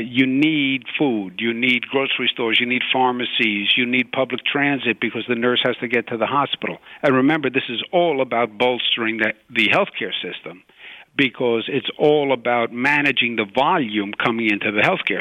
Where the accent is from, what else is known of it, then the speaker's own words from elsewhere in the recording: New York, United States; I'm from Queens, New York.